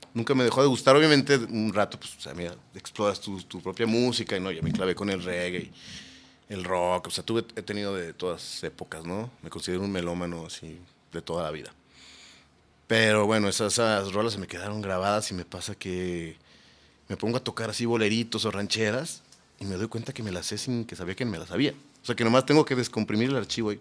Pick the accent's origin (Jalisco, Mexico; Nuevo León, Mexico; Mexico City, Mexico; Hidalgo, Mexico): Jalisco, Mexico; Guadalajara; yo nací en Guadalajara.